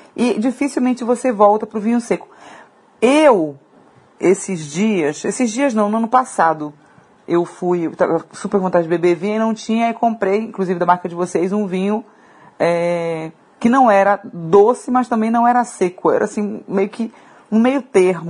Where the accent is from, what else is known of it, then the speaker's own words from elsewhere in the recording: Pará, Brazil; moved away; eu sou paraense